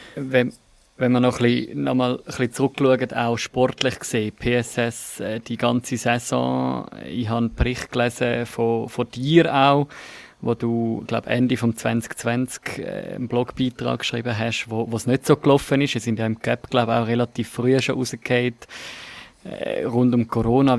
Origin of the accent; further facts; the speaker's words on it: Switzerland; Bei uns in der Schweiz